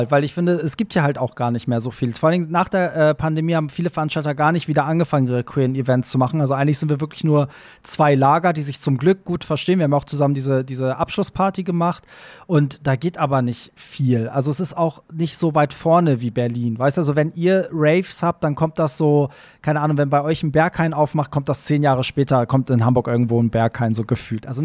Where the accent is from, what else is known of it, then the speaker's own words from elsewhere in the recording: Iran; now in Germany; so, ich als Perser, weißt du so, mach einen Truck und fahre durch diese Stadt, während in meiner, in meiner Heimat würde man mich dafür öffentlich erschießen wahrscheinlich